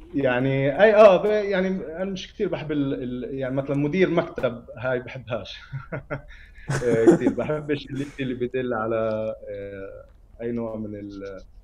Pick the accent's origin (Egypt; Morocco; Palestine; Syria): Palestine; Ramallah, West Bank; انا ابن رام الله